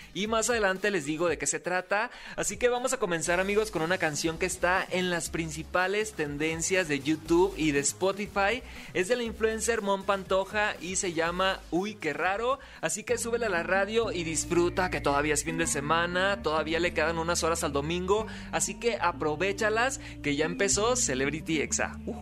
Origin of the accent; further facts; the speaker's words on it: Sinaloa, Mexico; Soy TikToker, soy locutor, soy sinaloense